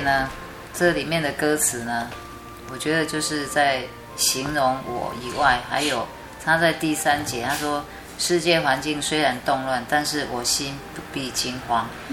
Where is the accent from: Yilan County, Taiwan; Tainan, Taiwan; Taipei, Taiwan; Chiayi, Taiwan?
Chiayi, Taiwan; 后来我毕业以后就回到我的家乡嘉义